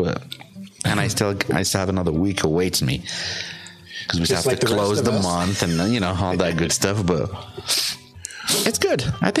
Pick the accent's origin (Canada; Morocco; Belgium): Morocco; moved away; back even like in Morocco